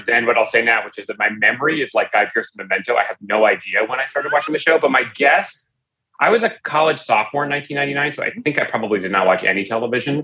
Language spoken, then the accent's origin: English; United States; moved away as an adult; now in Los Angeles, United States; I came from Washington and I came from politics sort of by upbringing